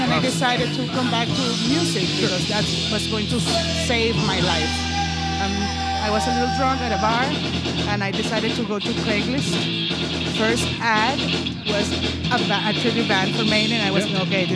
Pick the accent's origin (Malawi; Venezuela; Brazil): Venezuela; moved away; I'm from Venezuela